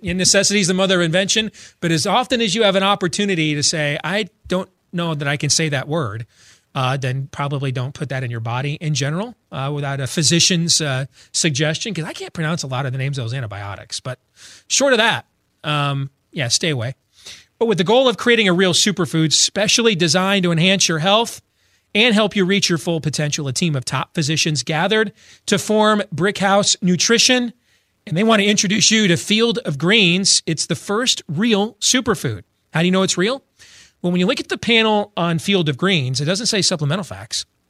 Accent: Michigan, United States; now in Iowa, United States; I grew up in Michigan

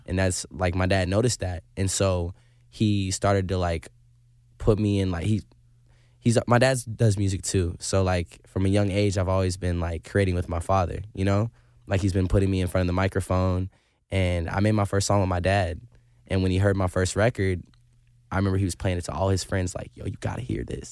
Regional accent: Indiana, United States; I'm a kid from Indiana

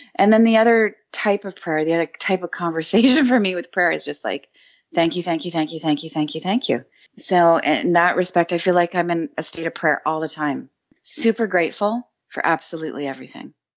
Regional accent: Canada; I'm Canadian

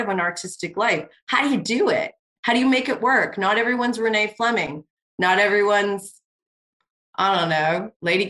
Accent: Canada; I'm Canadian.

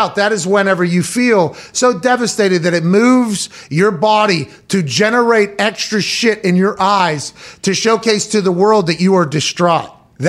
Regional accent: Pittsburgh, Pennsylvania, United States; My hometown team playing in Turkey Bowl.

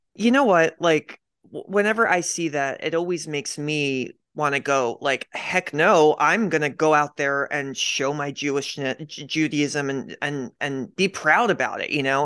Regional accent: Media, Pennsylvania, United States; I grew up in Pennsylvania, I grew up in this town, uh, it's called Media Pennsylvania

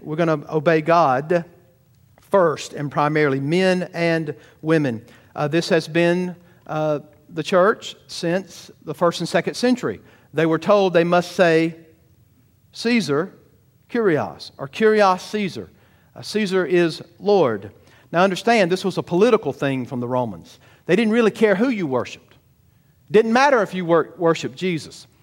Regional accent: Georgia, United States; I'm a Southern boy. I'm from Georgia.

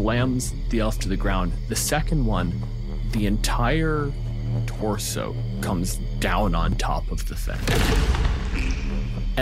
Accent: Canada; I'm a physicist from Canada.

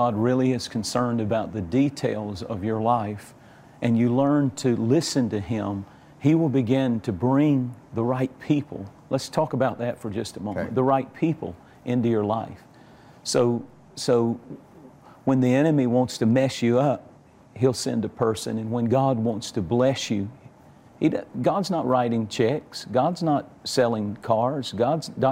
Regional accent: Georgia, United States; I'm from Georgia. I'm a country. I'm as country as cornbread

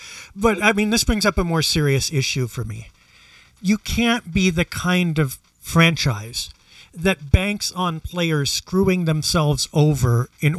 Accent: Portland, Oregon, United States; I come from Portland.

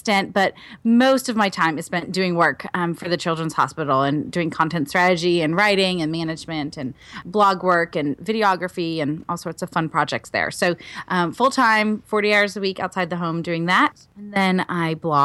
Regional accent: Oshkosh, Wisconsin, United States; I'm from Wisconsin originally, mm-hmm. so I'm a Midwestern girl. I grew up in Oshkosh

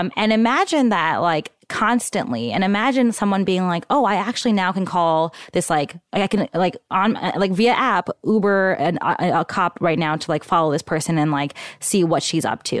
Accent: New York, United States; now in Bay Area, United States; I was born in Queens

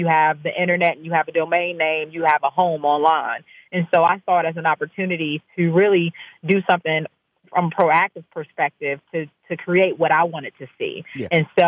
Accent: Maryland, United States; I'm right outside of D.C. in Maryland.

